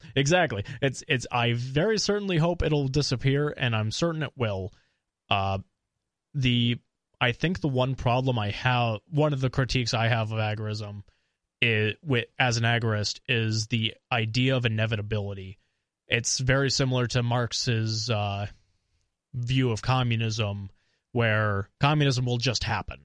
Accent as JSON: {"language": "English", "town": "Eau Claire", "region": "Wisconsin", "country": "United States", "also_born_or_lived": "Minnesota", "said": "I'm from Eau Claire"}